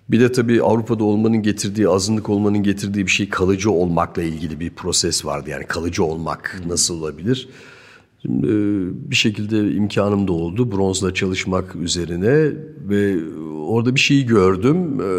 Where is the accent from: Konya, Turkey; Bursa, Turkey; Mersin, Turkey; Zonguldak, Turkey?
Zonguldak, Turkey; born there; also born or lived in Germany; Evet, Türkiye Zonguldak doğumluyum. İstanbul'da bir akademide bir 3 sene kadar eğitimim var. Ondan sonra bir Almanya süreci var ee, ki bu da 20-25 sene belki hatta 30 seneyi bağlayan bir süreç.